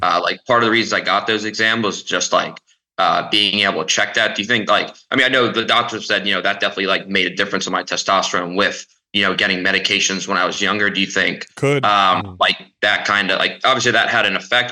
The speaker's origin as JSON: {"language": "English", "town": "Lancaster", "region": "Pennsylvania", "country": "United States", "moved": "yes", "said": "I'm also originally from Lancaster, Pennsylvania"}